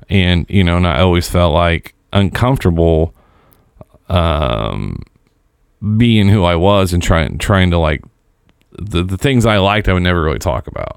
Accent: Seymour, Indiana, United States; my hometown. And if you've listened to any of the shows I've ever done, that is the big metropolis of Seymour, Indiana

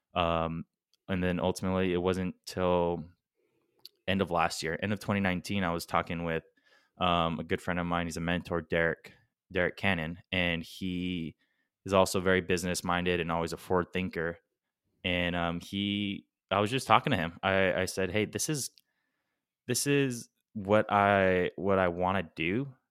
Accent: Guam; we're from Guam

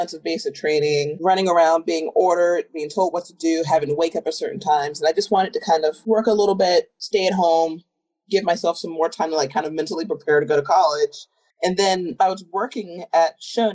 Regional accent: Southern Virginia, United States; moved away; I'm from Southern Virginia, a little town near the border of North Carolina. Very small. There's only one public high school for the entire county. Everyone knew everyone. Really wasn't a bad place to grow up

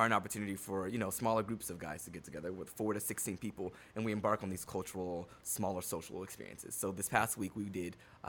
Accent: Chatsworth, California, United States; The Valley.

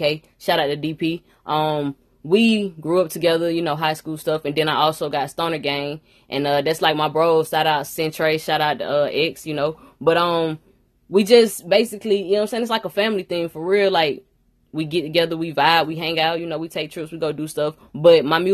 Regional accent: Alabama, United States; I'm actually from Alabama, you know what I'm saying? A little country, little girl

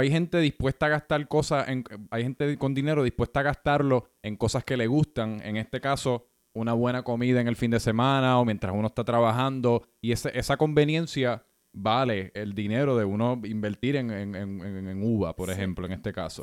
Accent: Puerto Rico; mi experiencia creciendo en Puerto Rico

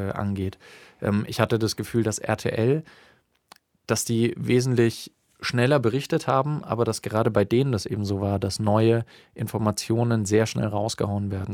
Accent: Bavaria, Germany; bei uns in Bayern

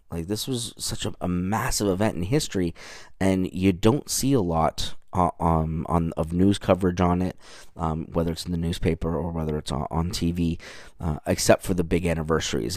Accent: Canada; moved away as an adult; now in United States; I'm from Canada. So I moved down here in two thousand and twelve

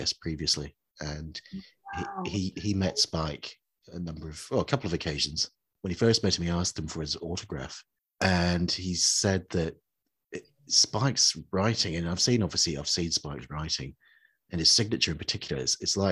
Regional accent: New Zealand; I grew up in New Zealand

